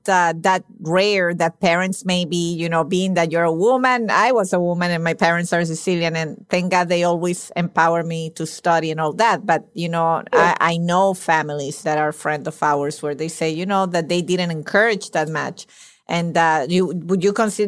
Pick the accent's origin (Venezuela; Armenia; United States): Venezuela; moved away as an adult; I live in my country, Venezuela, until I was 22. So I always say I'm Venezuelan